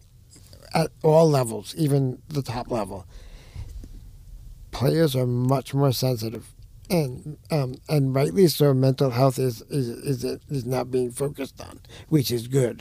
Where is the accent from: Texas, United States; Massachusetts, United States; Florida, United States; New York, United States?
New York, United States; moved away; I'm from New York.